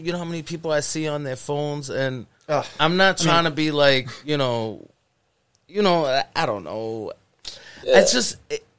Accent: Worcester, Massachusetts, United States; I grew up in the Valley

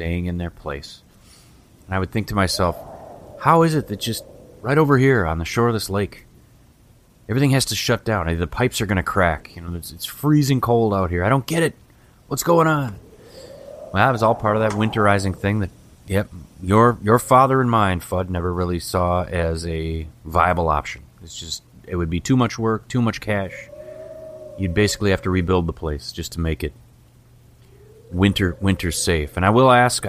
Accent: White Bear Lake, Minnesota, United States; I grew up in White Bear Lake, and the lake was several blocks from my home.

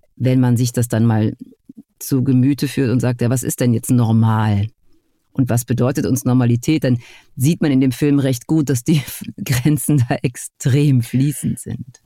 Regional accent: near Essen, North Rhine-Westphalia, Germany; nicht sehr weit von meinem Geburtsort entfernt

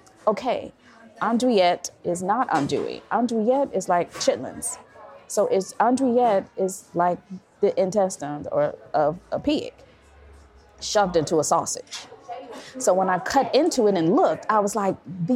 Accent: Chicago, Illinois, United States; moved away; I'm from the Southside of Chicago

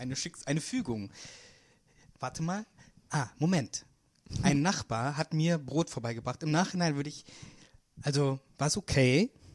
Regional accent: Munich, Bavaria, Germany; now in Berlin, Germany; ich bin ja aus München

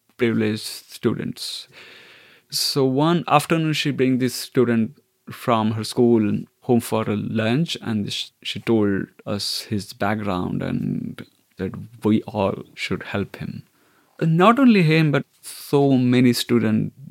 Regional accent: Mumbai, Maharashtra, India; moved away as an adult; also born or lived in London; now in Ireland; I grew up in the north part of Bombay in upper middle class family.

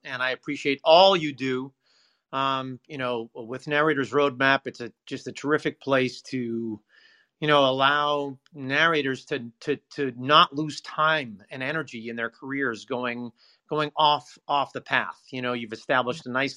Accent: Everett, Massachusetts, United States; my hometown of Everett, Massachusetts

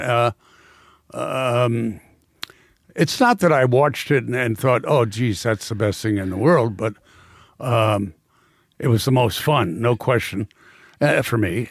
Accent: New York, United States; I am a New Yorker

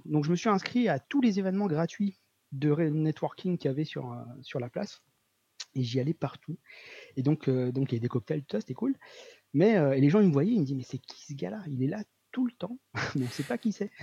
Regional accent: Réunion; je viens de La Réunion, donc une petite île dans l'océan Indien.

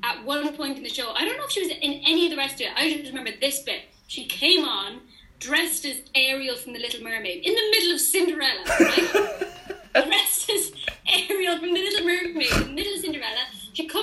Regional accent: Cobh, Munster, Ireland; I'm from Cove

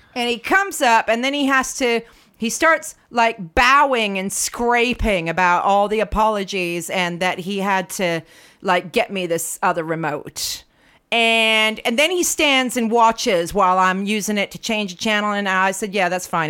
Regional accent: United States; now in London, United Kingdom; I'm from the states

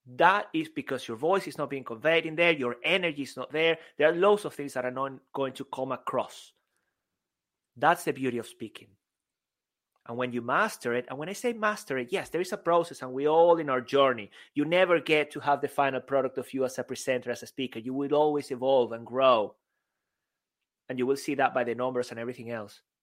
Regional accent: Venezuela; English is a second language; moved away as an adult; also born or lived in Spain; now in United Kingdom

